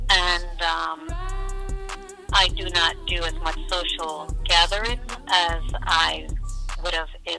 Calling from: Lawrenceville, Georgia, United States; My day's been pretty good, and I am calling from Lawrenceville, Georgia.

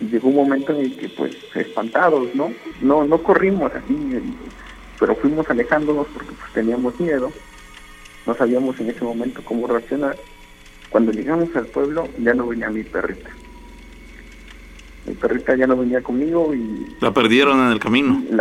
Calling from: Boca del Río, Veracruz, Mexico; Ahorita estoy aquí en la ciudad

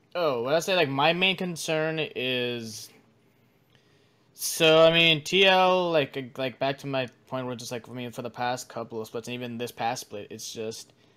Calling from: Washington, District of Columbia, United States; I'm calling from Washington D.C.

